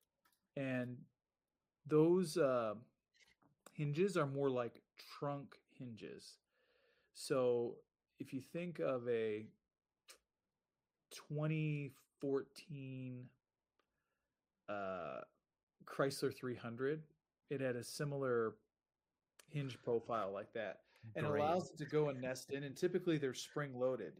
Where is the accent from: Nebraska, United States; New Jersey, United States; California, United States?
Nebraska, United States; my home state